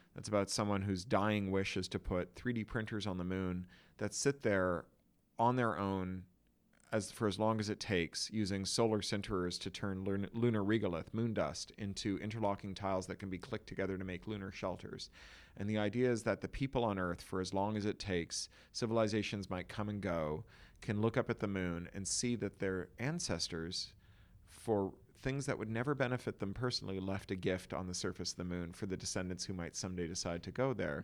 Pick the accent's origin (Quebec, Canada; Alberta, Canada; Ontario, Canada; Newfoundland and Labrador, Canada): Ontario, Canada; Toronto; moved away as an adult; now in Los Angeles, United States; an expatriate of a city that you grew up in until your twenties